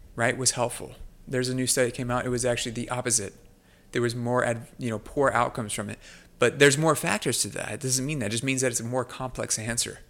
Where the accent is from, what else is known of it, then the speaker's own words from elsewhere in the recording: United States; as American